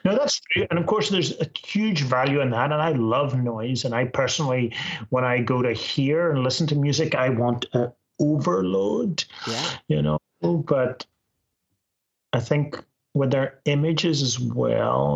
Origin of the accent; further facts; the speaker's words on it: Northern Ireland, United Kingdom; moved away; also born or lived in Scotland; I'm from Northern Ireland